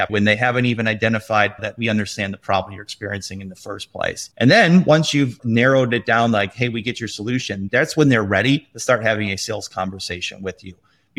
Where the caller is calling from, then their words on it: Chicago, Illinois, United States; I am from cloudy Chicago right now.